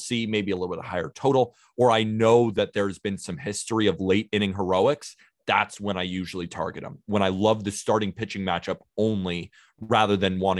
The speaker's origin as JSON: {"language": "English", "town": "Santa Barbara", "region": "California", "country": "United States", "also_born_or_lived": "Staten Island, New York", "moved": "yes", "lives_now": "New York, United States", "said": "I'm currently living in New York. I'm from Santa Barbara, California, but I've been living in New York."}